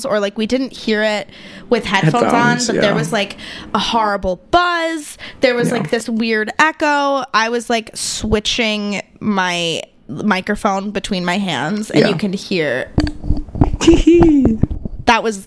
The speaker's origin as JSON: {"language": "English", "town": "Syracuse", "region": "New York", "country": "United States", "moved": "yes", "lives_now": "Los Angeles, United States", "said": "I'm from Syracuse and all of our bars are like SU bars"}